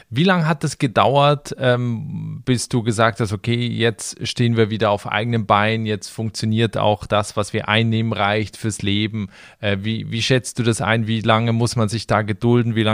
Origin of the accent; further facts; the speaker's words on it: Germany; now in Panama; Also man findet da auch als Deutscher Anschluss, man findet da Freunde, man findet da ein Netzwerk.